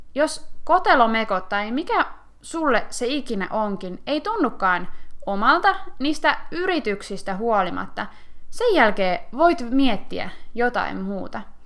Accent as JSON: {"language": "Finnish", "country": "Finland", "said": "me suomalaiset"}